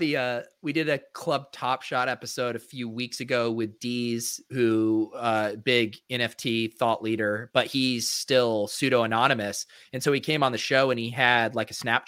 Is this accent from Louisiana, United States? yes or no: no; Colorado, United States; moved away; also born or lived in San Diego; growing up in Colorado